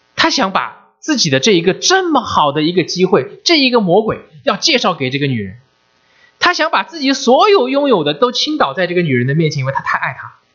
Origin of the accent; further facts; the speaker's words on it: China; now in United States; 我们中国人